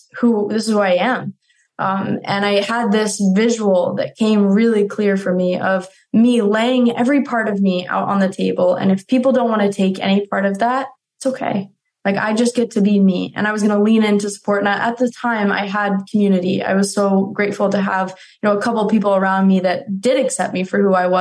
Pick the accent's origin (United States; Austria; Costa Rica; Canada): United States; Colorado; growing up in Colorado